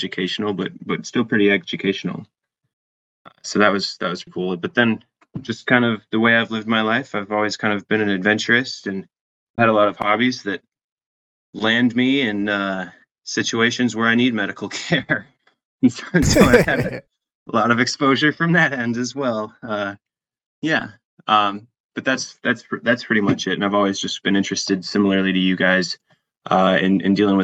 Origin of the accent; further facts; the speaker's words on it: Wyoming, United States; now in Wisconsin, United States; I'm originally from Wyoming